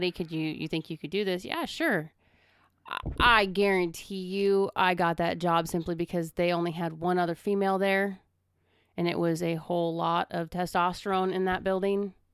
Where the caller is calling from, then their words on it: Las Vegas, Nevada, United States; you have to understand, I'm calling from Vegas.